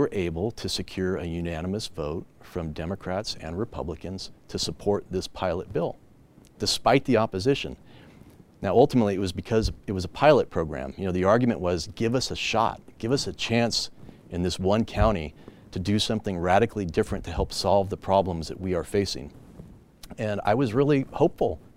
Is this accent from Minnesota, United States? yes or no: no; California, United States; I was born and raised in California